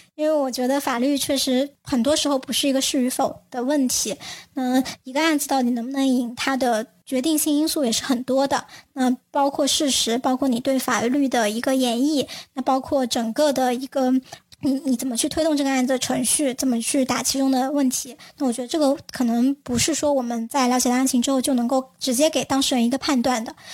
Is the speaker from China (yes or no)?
yes; China; 我们大家还是会有一些我们自己中国特色的文化的一些观念